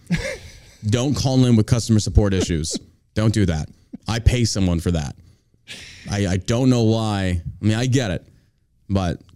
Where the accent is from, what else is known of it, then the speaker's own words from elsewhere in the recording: Texas, United States; I grew up with it in Texas.